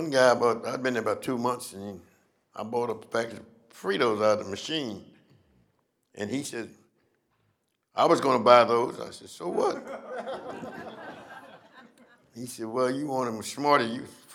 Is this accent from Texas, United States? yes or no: no; Columbia, Missouri, United States; Columbia, Missouri.